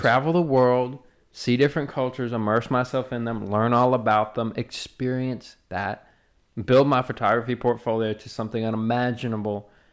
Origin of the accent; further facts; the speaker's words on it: the South, Southern United States, United States; accent: Southern; us, like, Southern folks are. Like, I'm that way. My accent really comes out when I'm getting either passionate or mad as fuck.